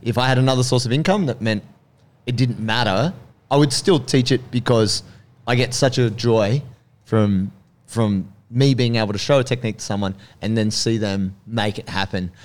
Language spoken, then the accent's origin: English; Sydney, New South Wales, Australia; moved away as an adult; also born or lived in Blue Mountains / Melbourne; I grew up in Sydney as a teenager